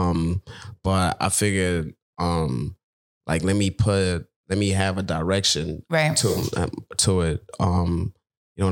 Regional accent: Zimbabwe; now in New Jersey, United States; I'm a producer from Zimbabwe, but currently based in Jersey.

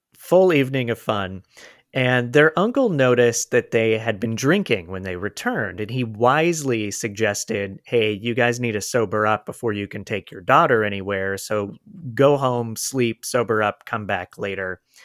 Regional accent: Florida, United States; now in Los Angeles, United States; I'm from Florida and live in L

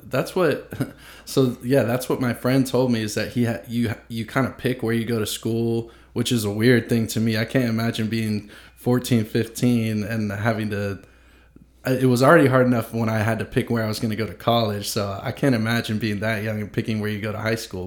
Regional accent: the South, United States; growing up in the South

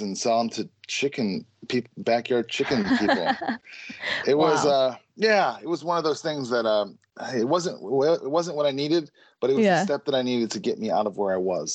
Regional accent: Chicago, Illinois, United States; now in Minneapolis, United States; I grew up in Chicago and I live in Minneapolis

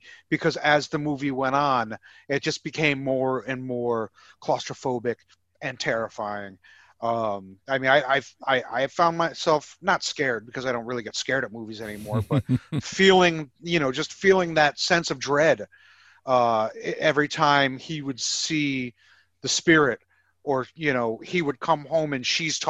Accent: United States; I'm American.

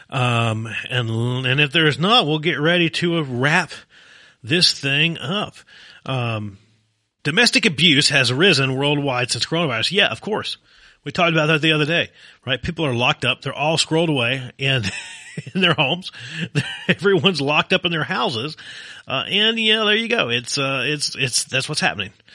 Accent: Virginia, United States; now in Arizona, United States; my home state of Virginia

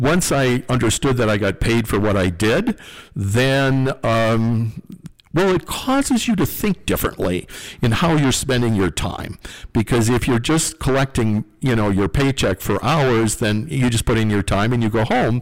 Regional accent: North Dakota, United States; growing up on the farm

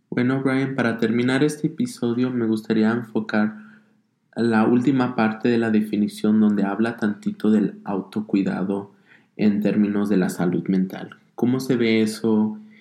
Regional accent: Denver, Colorado, United States; also born or lived in Zacatecas, Mexico; nací en Zacatecas, México, mi familia es de allá. Ah, crecí aquí en Estados Unidos, aquí en lo que es Denver, Colorado

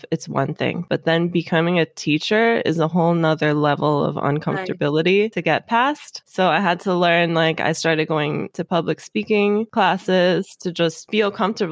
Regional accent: Los Angeles, California, United States; also born or lived in Redondo Beach; I grew up in Los Angeles, where Hollywood is such a huge influence

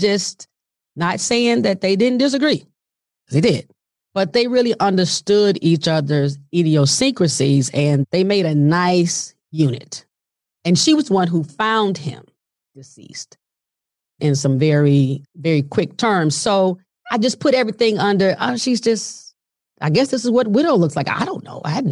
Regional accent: Montgomery, Alabama, United States; moved away; we were in Montgomery, Alabama at the time. That's where my parents lived primarily and love my hometown

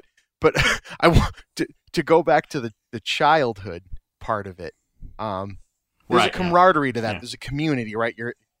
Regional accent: Lynn, Massachusetts, United States; we're a very close family. We grew up in Lynn, Massachusetts, mm-hmm. which is yeah. where I live.

